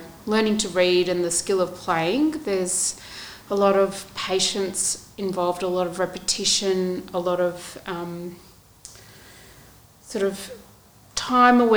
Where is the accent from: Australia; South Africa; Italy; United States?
Australia; I was born in Australia